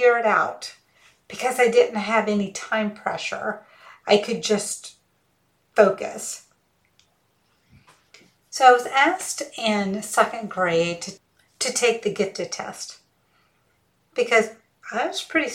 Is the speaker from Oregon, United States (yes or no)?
no; rural Georgia, United States; first language Hindi; English is a second language; also born or lived in Auburn, Alabama / Mississippi; my dad got a job in rural Georgia, working as a researcher at the University of Georgia. It wasn't the main campus, it was a satellite campus. But anyway, so that's where we were raised